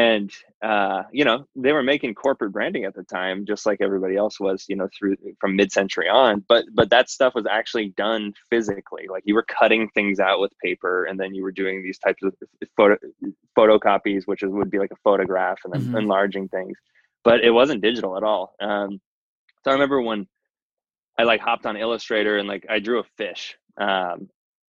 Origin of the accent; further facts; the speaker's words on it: Santa Cruz Mountains, California, United States; I grew up in the Santa Cruz Mountains, which is mm-hmm. like sort of the coastal town of the Silicon Valley